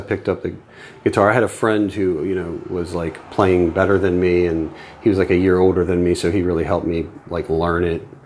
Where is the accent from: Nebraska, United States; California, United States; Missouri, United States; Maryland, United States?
Maryland, United States; Baltimore; moved away as an adult; now in York, United States; born and raised in Baltimore